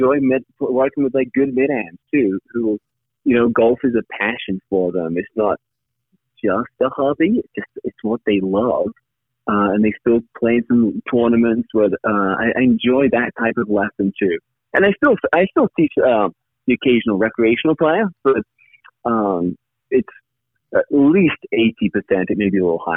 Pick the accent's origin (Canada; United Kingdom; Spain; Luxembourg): United Kingdom; now in United States; I grew up just outside London, so I'm a UK citizen originally